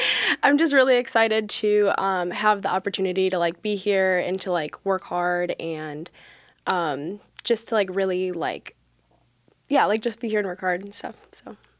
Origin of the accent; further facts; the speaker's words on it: Wisconsin, United States; moved away as an adult; I'm from Winnicotti, Wisconsin.